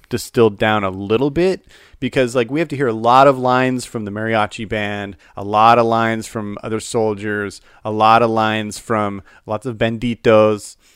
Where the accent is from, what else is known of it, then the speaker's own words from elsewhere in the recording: Salt Lake City, Utah, United States; moved away; also born or lived in Phoenix / Dallas; I grew up in Salt Lake City, Utah